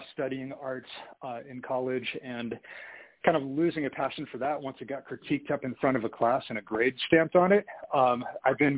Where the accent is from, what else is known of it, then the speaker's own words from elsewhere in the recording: San Francisco, California, United States; also born or lived in Santa Monica, California; now in Salt Lake City, United States; I grew up in San Francisco